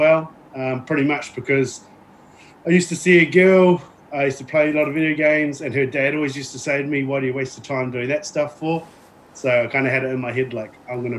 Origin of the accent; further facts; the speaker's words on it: New Plymouth, Taranaki, New Zealand; I was born and raised in Spotswood originally.